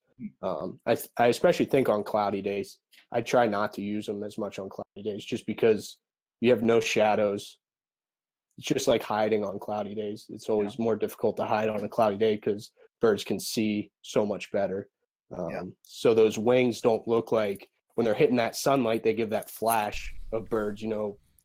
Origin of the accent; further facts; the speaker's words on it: Pennsylvania, United States; I grew up in Pennsylvania